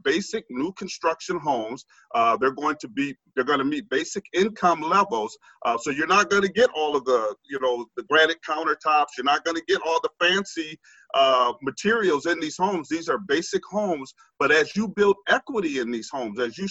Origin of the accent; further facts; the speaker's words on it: Minneapolis, Minnesota, United States; I'm a child from North Minneapolis. I grew up in North Minneapolis, raised in North Minneapolis